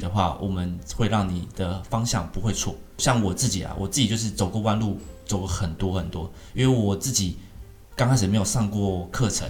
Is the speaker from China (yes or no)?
no; Taiwan; 我们台湾不是自己自创